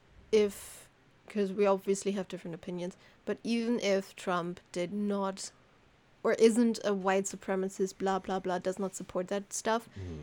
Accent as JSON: {"language": "English", "country": "Germany", "said": "I'm not American"}